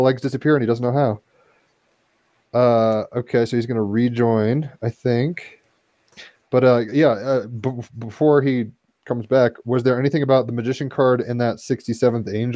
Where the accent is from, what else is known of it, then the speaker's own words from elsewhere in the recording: Virginia, United States; I grew up in Virginia, which is like the most northern southern area you can be, kind